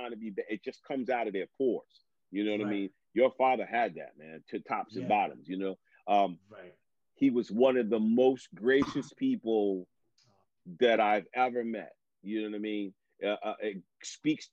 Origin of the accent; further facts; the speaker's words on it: New York City, New York, United States; moved away; also born or lived in New Jersey; I'm from the New York metropolitan area. I was born in Manhattan, lived in Brooklyn